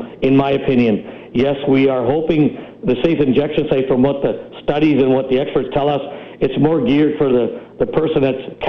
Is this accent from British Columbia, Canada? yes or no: yes; Vancouver, British Columbia, Canada; I grew up in Vancouver